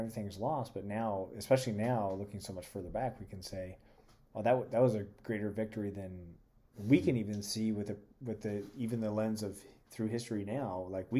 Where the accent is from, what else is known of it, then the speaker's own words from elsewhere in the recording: United States; As American Christians